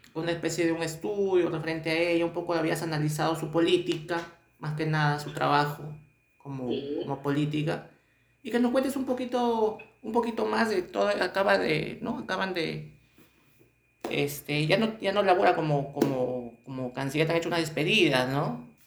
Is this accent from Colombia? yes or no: no; Peru; estamos acá pues este en eh, nuestro Perú